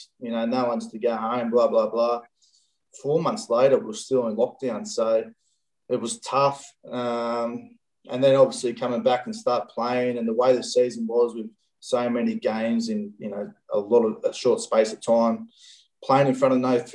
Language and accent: English; Central Coast, New South Wales, Australia; moved away as an adult; also born or lived in Penrith / Sydney / London; I grew up on the Central Coast